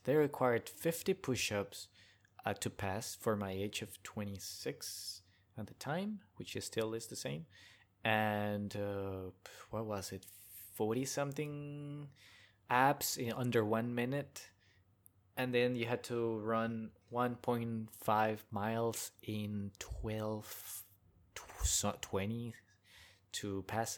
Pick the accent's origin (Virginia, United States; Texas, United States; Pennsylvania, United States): Texas, United States; Hidalgo; also born or lived in China; now in Austin, United States; my hometown, which is Hidalgo, back in the border area